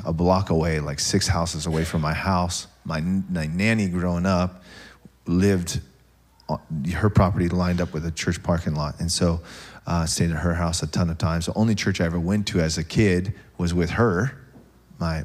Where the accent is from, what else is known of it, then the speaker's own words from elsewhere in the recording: Tacoma, Washington, United States; I'm from Tacoma